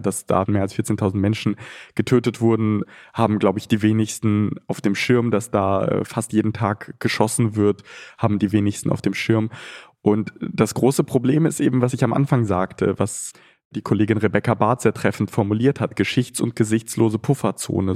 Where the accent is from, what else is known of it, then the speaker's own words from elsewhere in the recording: Ukraine; now in Germany; mein Geburtsland